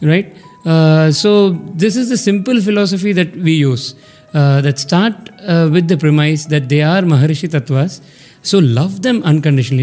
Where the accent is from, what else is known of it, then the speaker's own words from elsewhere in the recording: Chennai, Tamil Nadu, India; from Chennai